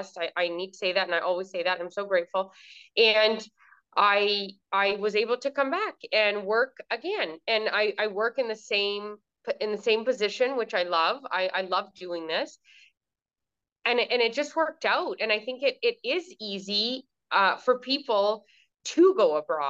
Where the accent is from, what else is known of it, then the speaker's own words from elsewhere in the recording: Southern Ontario, Canada; moved away as an adult; now in Kuwait; And I am also from Southern Ontario, but now I live in Kuwait.